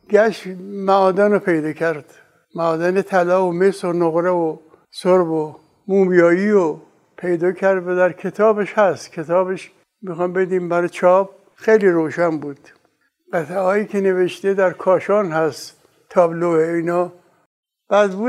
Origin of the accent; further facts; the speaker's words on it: Meymeh, Isfahan, Iran; now in Tehran, Iran; پدرم در میمه ساکن بود از اصفهان اومدن میمه موندن ما در اون خانه متولد شدیم